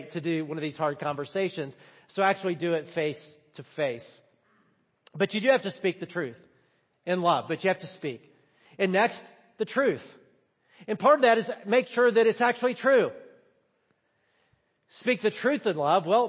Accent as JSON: {"language": "English", "region": "the South", "country": "United States", "said": "I'm from the South"}